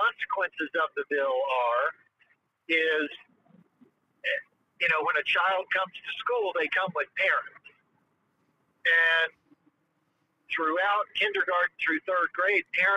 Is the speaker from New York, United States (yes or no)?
no; Tennessee, United States; now in Orlando, United States; I grew up in Tennessee. I grew up with guns everywhere.